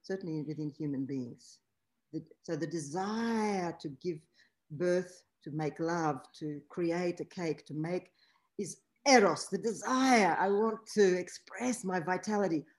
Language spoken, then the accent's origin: English; Warsaw, Masovian Voivodeship, Poland; I was born in Warsaw, Poland.